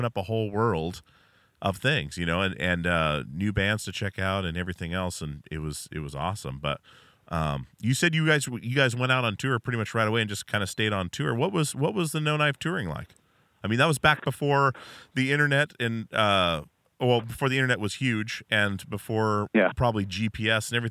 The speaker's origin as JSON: {"language": "English", "region": "Alaska", "country": "United States", "tie": "born or raised there", "said": "where I grew up in Alaska"}